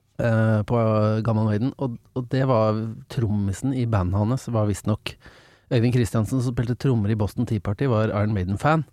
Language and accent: Norwegian; Engelsviken, Østfold, Norway; Jeg er ja. fra Engelsviken, som er eh, en eh, forblåst knatt rett utafor Fredrikstad